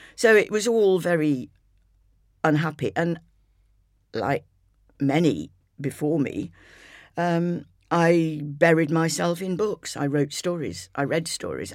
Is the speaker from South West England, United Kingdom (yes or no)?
no; Scarborough, Yorkshire and the Humber, United Kingdom; moved away; to have been born and brought up in Scarborough